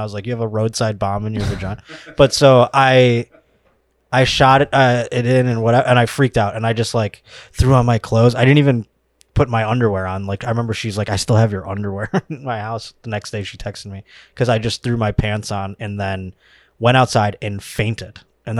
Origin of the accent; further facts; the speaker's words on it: Buffalo, New York, United States; moved away; I'm from Buffalo, New York originally.